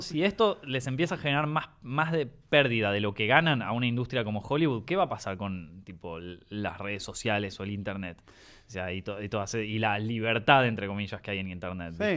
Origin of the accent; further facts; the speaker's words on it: Argentina; yo soy argentino